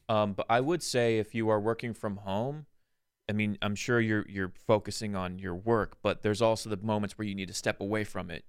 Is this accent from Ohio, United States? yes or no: no; California, United States; we're from California